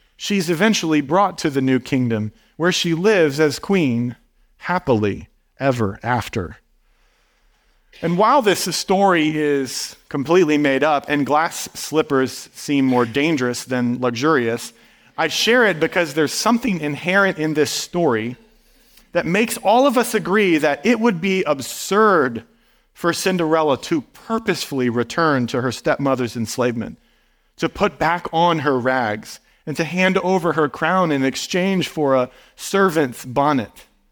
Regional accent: Midwest, United States; moved away; growing up in a small town in the Midwest

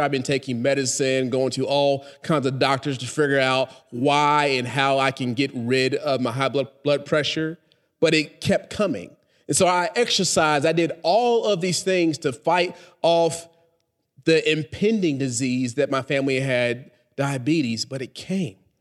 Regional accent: Texas, United States; now in Charlotte, United States; I'm, I'm from Texas

